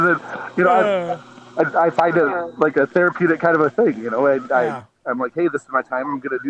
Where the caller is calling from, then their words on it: Michigan, United States; I'm listening in from Michigan